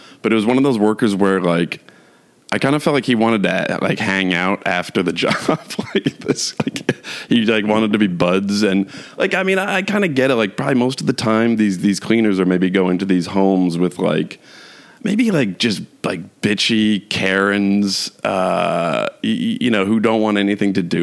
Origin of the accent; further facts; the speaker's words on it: New York, United States; moved away; I'm from New York, and I lived in New York City for 6 years